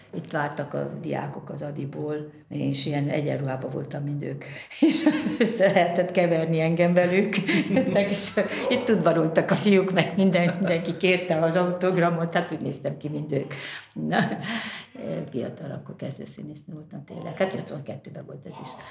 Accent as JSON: {"language": "Hungarian", "town": "Brașov", "region": "Brașov County", "country": "Romania", "moved": "yes", "said": "ott van Brassóban, onnan én származom"}